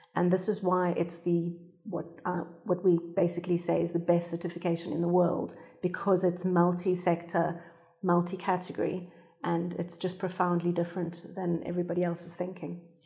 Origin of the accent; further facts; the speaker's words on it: South Africa; now in United Kingdom; I'm South African